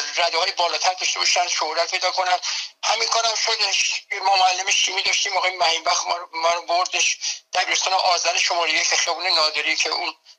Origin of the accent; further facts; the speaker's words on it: Tehran, Tehran Province, Iran; moved away as an adult; now in United States; من به قول خودمون بچه تهرانم یعنی در تهران در جنوب شهر تهران